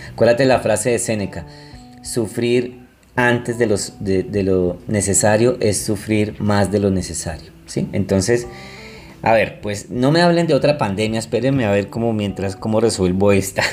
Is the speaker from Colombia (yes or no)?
yes; Colombia; yo soy de Colombia